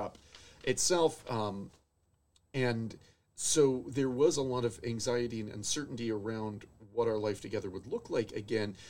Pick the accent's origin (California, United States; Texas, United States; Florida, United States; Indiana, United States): Florida, United States; moved away as an adult; also born or lived in Connecticut / Nashville, Tennessee; now in Oshkosh, United States; I grew up in Florida